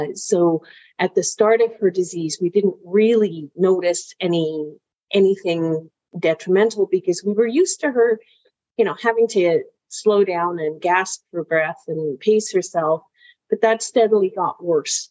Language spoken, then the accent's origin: English; England, United Kingdom; now in Canada; I'm originally from England. So my family emigrated in 1969